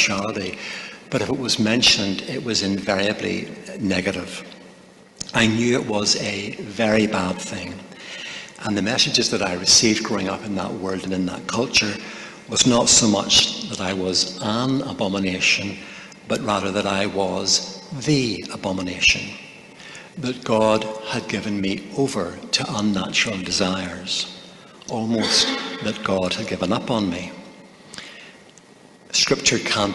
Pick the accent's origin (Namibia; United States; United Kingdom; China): United Kingdom; Northern Ireland; I was raised in Northern Ireland in a Christian family